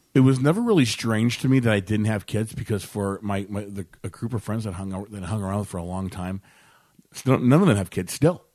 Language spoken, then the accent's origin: English; Maryville, Illinois, United States; also born or lived in Edwardsville, Illinois / Glen Carbon, Illinois; I lived in, I grew up in Maryville, Illinois, down the road